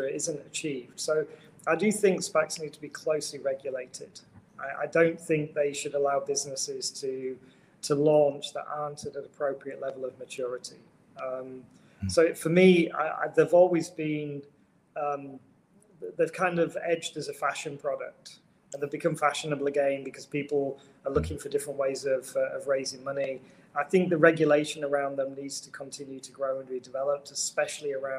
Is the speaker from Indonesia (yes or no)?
no; United Kingdom; moved away; Being British.